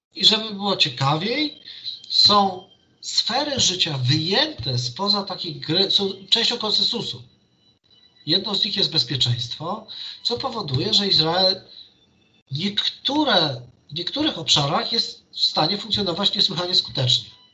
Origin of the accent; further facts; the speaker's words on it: Warsaw, Masovian Voivodeship, Poland; ja jestem z Warszawy